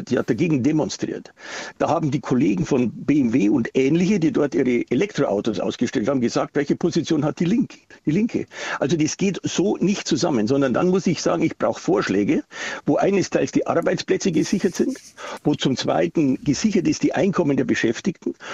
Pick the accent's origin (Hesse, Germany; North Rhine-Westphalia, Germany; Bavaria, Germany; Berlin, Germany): Bavaria, Germany; Quasi selbst in meiner, in meiner Heimatstadt, also wo ich meinen Wahlkreis habe, da habe ich immer die besten Ergebnisse, mit den besten Ergebnissen in Bayern gehabt.